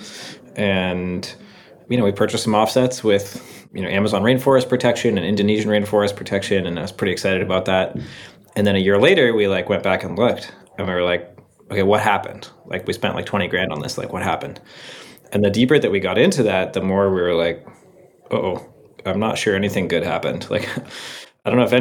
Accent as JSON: {"language": "English", "town": "Seattle", "region": "Washington", "country": "United States", "tie": "born or raised there", "moved": "as an adult", "said": "I grew up in Seattle"}